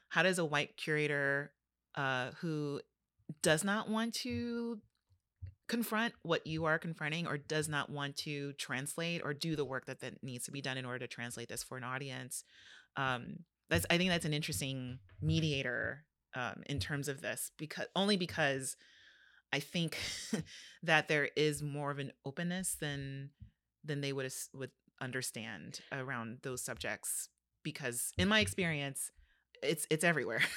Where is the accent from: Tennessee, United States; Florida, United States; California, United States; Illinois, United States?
California, United States; Los Angeles; growing up in Los Angeles